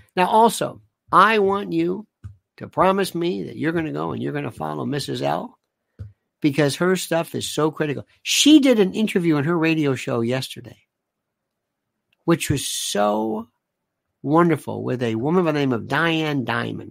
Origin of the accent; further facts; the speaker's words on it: Florida, United States; now in New York City, United States; growing up in Florida